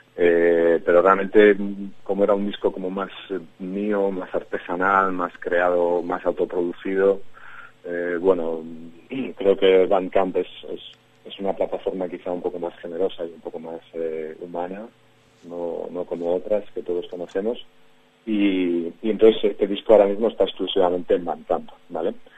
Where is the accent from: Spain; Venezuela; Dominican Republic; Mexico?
Spain; Madrid, Community of Madrid; soy madrileño de pura cepa, me crié por la zona de Ciudad Lineal